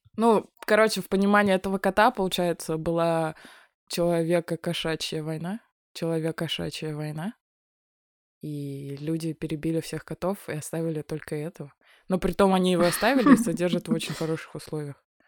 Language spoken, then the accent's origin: Russian; Yakutia, Sakha Republic, Russia; moved away; Я выросла в Якутии, больше свою часть жизни я там жила.